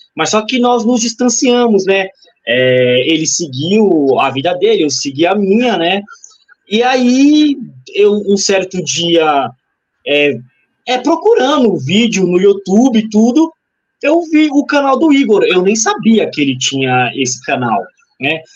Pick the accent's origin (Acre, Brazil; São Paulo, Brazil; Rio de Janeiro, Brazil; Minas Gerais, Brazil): São Paulo, Brazil; eu também sou de São Paulo, moro em Guaianazes